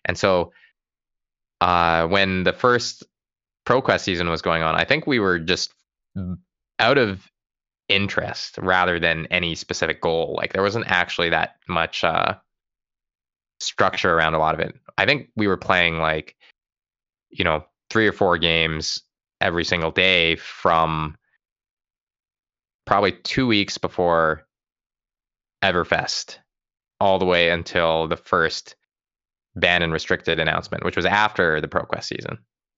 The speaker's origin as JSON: {"language": "English", "region": "West Coast", "country": "United States", "tie": "born or raised there", "said": "I gotta say, I grew up on the West Coast and I just have never found great sushi specifically anywhere out East."}